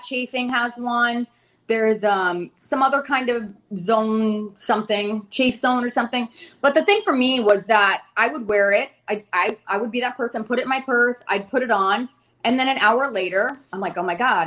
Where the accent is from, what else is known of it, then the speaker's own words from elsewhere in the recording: Ohio, United States; now in Fort Lauderdale, United States; I'm originally from Ohio.